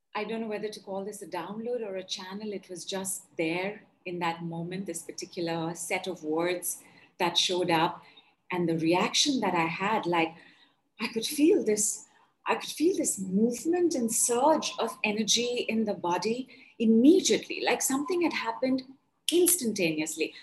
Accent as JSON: {"language": "English", "region": "North India", "country": "India", "said": "I'm from India and I am from North India."}